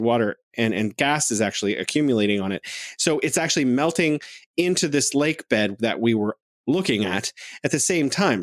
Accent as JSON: {"language": "English", "country": "United States", "moved": "yes", "lives_now": "China", "said": "I'm an American"}